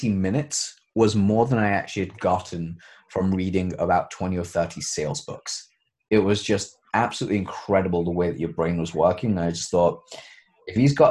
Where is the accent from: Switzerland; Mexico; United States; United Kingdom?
United Kingdom; We're British